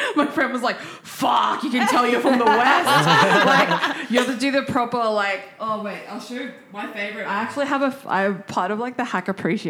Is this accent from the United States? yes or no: no; Penrith, New South Wales, Australia; and we grew up with that in Penrith too.